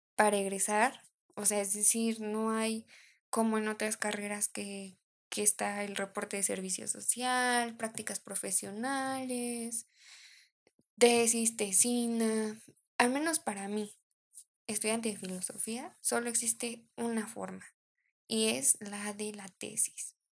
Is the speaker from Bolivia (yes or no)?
no; Mexico; somos mexicanos